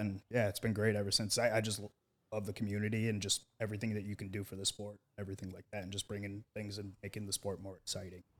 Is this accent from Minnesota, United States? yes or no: no; Maine, United States; my home state at U Maine.